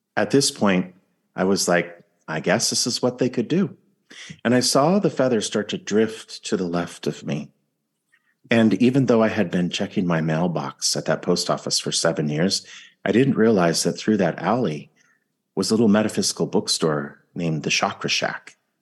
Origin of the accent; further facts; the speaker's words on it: California, United States; I'm from California